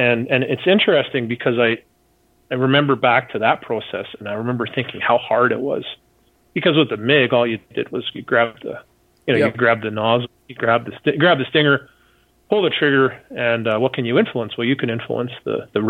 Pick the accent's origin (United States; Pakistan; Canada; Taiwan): Canada; I'm some goof from Canada.